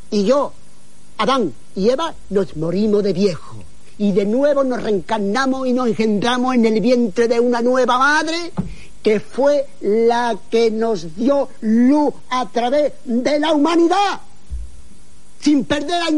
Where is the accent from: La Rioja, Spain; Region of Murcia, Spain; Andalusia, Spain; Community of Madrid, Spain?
Andalusia, Spain; Yo soy andaluz y ando a pila, las dos cosas.